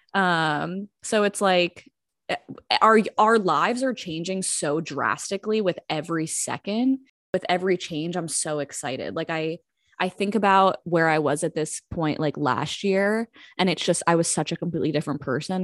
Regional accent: New Jersey, United States; now in Washington, United States; I'm from South Jersey, now living in Washington, D C

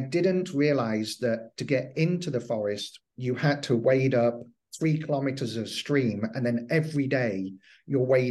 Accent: England, United Kingdom; Being English

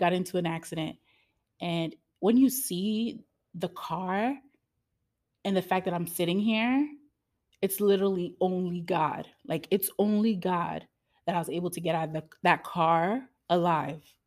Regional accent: United States; I'm an American baby

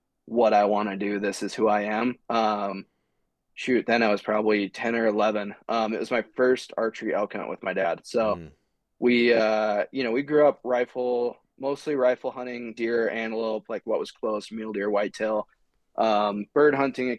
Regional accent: Glendive, Montana, United States; moved away; I grew up in eastern Montana, a small little town called Glendive.

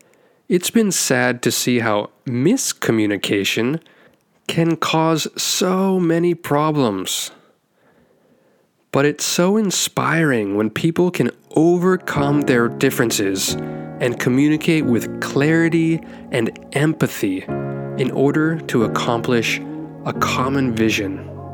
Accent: Taiwan; also born or lived in United States / Philippines / Bangladesh / India; now in Japan; I'm an American who was born and raised in Taiwan. And now I've lived in 6 countries total. So that includes Taiwan, the US, the Philippines, Bangladesh, India, and now Japan.

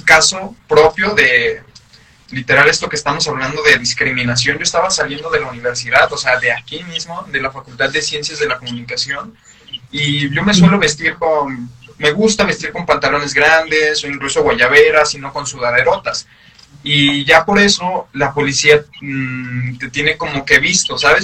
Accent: San Luis Potosí, Mexico; uno como mexicano, uno como potosino

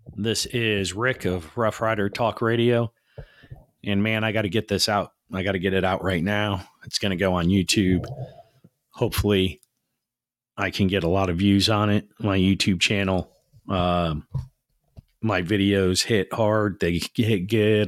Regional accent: United States; as American people

